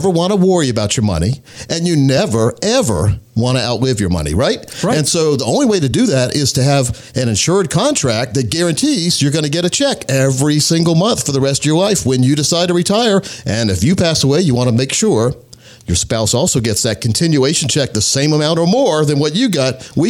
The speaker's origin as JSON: {"language": "English", "region": "North Carolina", "country": "United States", "tie": "born or raised there", "said": "I grew up in Scotland County, North Carolina, which is right on the border of North and South Carolina, and close to Sanford, North Carolina"}